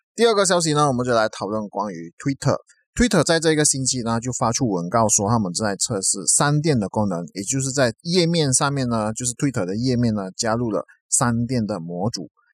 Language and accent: Chinese; Malaysia; 我们马来西亚这边的那个疫情呢，都还是几万个确诊人数